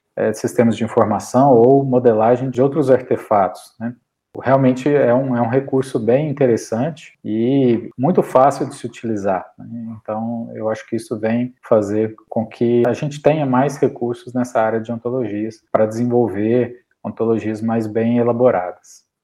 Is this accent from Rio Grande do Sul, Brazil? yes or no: no; interior of Minas Gerais, Brazil; also born or lived in Belo Horizonte / Campos do Jordão / Muriaé; atualmente eu resido em Bonespacho, que é minha cidade natal, no interior de Minas Gerais.